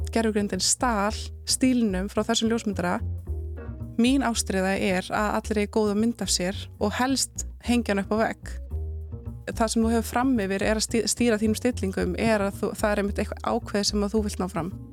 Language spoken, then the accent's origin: Icelandic; Southern Region, Iceland; kem ég náttúrulega af Suðurlandi